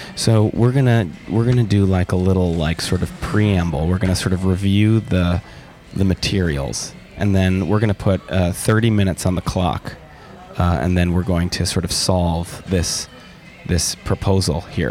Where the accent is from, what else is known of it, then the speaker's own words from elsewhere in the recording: Milwaukee, Wisconsin, United States; I'm from Milwaukee, Wisconsin